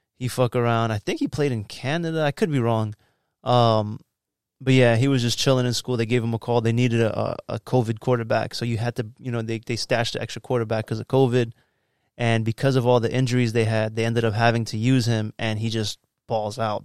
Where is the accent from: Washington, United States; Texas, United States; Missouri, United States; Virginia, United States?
Virginia, United States; also born or lived in New York; I moved to Virginia when I was four.